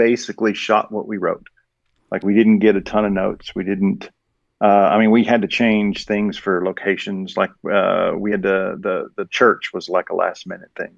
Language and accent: English; Kentucky, United States; moved away as an adult; now in Portugal; I grew up in Kentucky